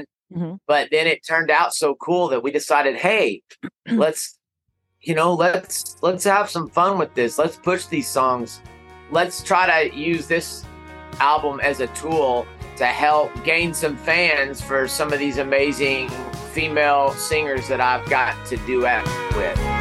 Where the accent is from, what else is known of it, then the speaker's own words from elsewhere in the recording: Amarillo, Texas, United States; I am from Amarillo